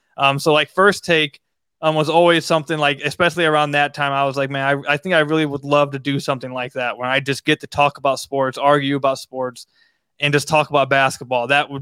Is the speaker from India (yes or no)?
no; Detroit, Michigan, United States; I was born in Detroit.